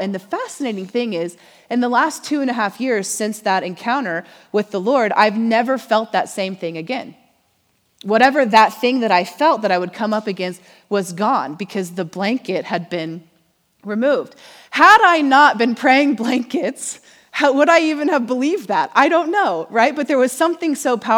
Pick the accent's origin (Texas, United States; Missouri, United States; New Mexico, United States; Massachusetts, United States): Missouri, United States; now in Oklahoma, United States; we're from Missouri